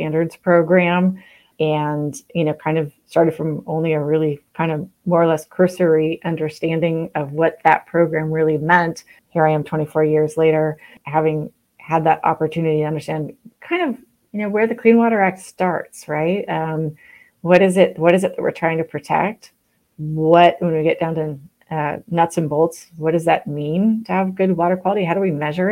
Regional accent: Pacific Northwest, a small town in the state of Washington, United States; now in Oregon, United States; I grew up in the Pacific Northwest in a small town that really was at the foothills of a timber industry, was adjacent to a lot of really prime agricultural land. It was also a place in the state of Washington growing up in the 70s and the early 80s

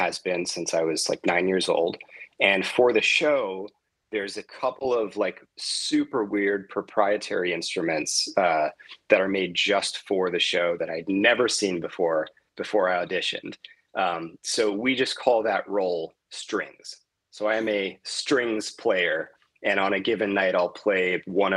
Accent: Miami, Florida, United States; moved away as an adult; now in Las Vegas, United States; I grew up in Miami pretty much from like age 9 till I went off to college.

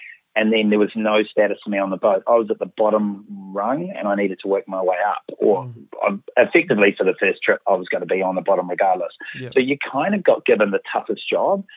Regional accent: Auckland, New Zealand; I'm from Auckland

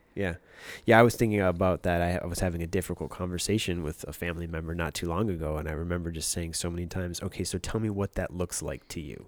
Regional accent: Michigan, United States; now in Los Angeles, United States; we both grew up in the same state

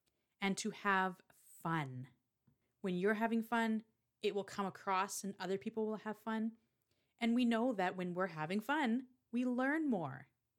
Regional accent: Canada; I struggle with this one because I am Canadian, don't apologize in your videos.

